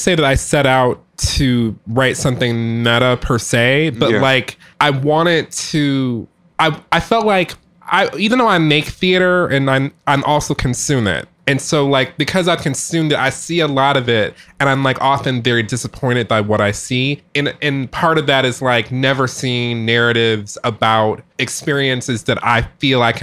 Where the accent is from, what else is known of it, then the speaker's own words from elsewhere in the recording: Detroit, Michigan, United States; I grew up in Detroit, Michigan